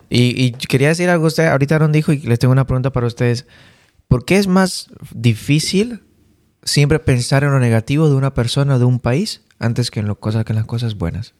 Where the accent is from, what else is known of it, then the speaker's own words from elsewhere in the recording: Bolivia; moved away; yo, que vengo de Bolivia, soy sudamericano